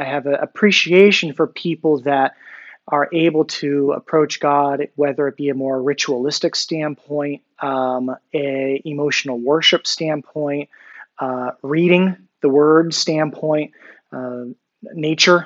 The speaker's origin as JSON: {"language": "English", "town": "San Diego", "region": "California", "country": "United States", "tie": "born or raised there", "also_born_or_lived": "New York / Philadelphia / Midwest", "moved": "yes", "said": "Born and raised in San Diego"}